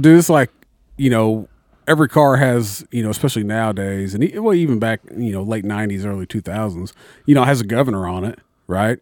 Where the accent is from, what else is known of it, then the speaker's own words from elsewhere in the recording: Mitchell, United States; in my hometown, Mitchell